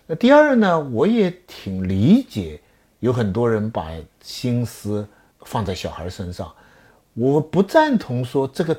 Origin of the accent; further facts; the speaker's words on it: China; 那今天也还是我们中国人，我们希望我们的子孙跟妈妈一样聪明